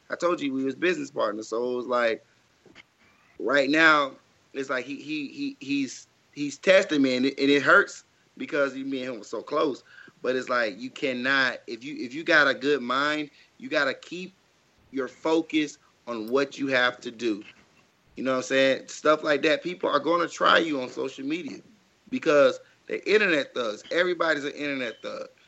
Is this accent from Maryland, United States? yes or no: no; Jackson, Mississippi, United States; I grew up in Jackson, Mississippi. So like, unfortunately, y'all know like don't nobody really make it out of Mississippi anyway.